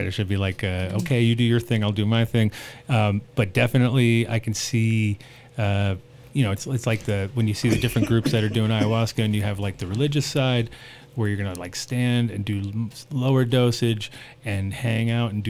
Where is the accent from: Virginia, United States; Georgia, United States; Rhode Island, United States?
Rhode Island, United States; also born or lived in New York / California; I grew up kind of in Rhode Island and New York and Cali and little back and forth and all that.